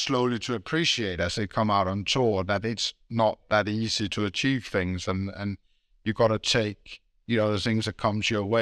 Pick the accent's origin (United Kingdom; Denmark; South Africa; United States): Denmark; I'm a kid growing up in Denmark.